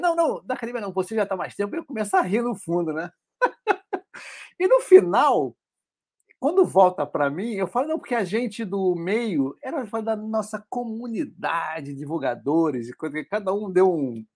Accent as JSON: {"language": "Portuguese", "region": "Rio de Janeiro", "country": "Brazil"}